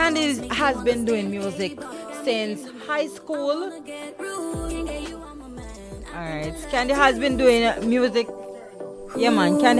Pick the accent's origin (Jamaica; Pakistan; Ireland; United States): Jamaica; St. Anne, that is close to my hometown